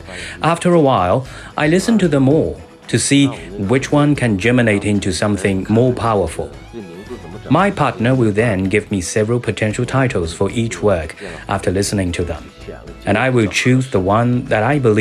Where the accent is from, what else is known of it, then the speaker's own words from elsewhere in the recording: northern China, China; After I graduated and worked in the song and dance theater in my hometown in northern China, I was assigned to play the instrument as well.